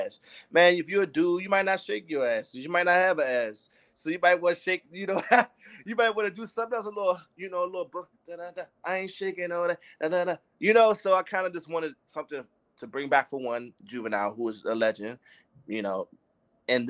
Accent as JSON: {"language": "English", "town": "Washington", "region": "District of Columbia", "country": "United States", "moved": "as an adult", "lives_now": "California, United States", "said": "I'm from Washington, D.C. I'm from the East Coast. So I'm transitioned to the West Coast in 2017."}